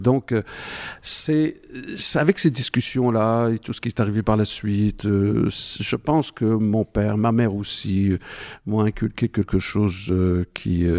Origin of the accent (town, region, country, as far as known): Morocco; born or raised there; moved away as an adult